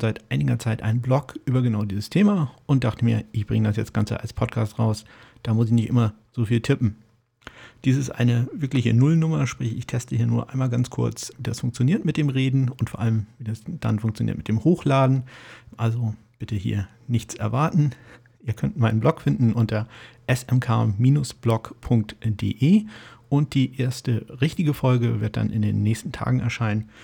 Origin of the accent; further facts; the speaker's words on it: Kiel, Schleswig-Holstein, Germany; ich komme aus Kiel